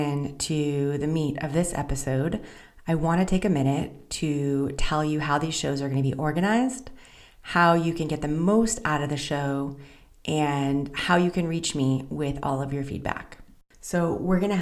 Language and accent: English; Southern California, United States; moved away as an adult; also born or lived in Central Israel; now in Israel; I'm originally from Southern California, and today I reside in Central Israel